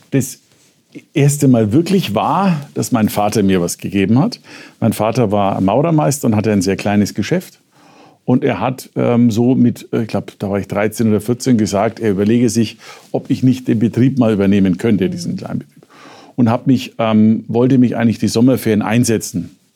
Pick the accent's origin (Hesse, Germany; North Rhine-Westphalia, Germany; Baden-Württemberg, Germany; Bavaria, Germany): Bavaria, Germany; Nuremberg; now in Munich, Germany; Jedenfalls im Vergleich zum Nürnberg, wo ich herkomme.